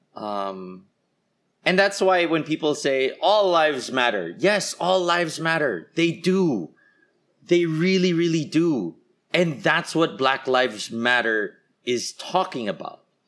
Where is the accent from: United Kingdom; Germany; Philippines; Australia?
Philippines; as a Filipino